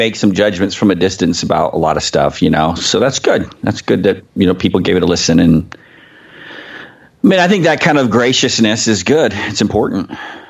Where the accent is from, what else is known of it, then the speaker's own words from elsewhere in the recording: Pennsylvania, United States; now in Abilene, United States; I grew up in Pennsylvania.